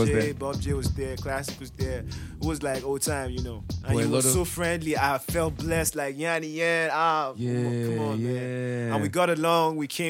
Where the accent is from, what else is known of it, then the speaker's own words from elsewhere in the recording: Plateau, Nigeria; Okay, I'm just South repping. I'm from the Plateau. I'm a Biron boy proper.